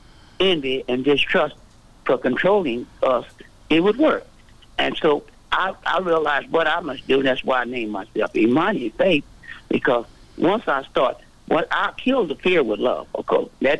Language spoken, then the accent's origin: English; Vietnam; now in United States; I've been going since the early, when I come from Vietnam, I've been mm-hmm. going there that long.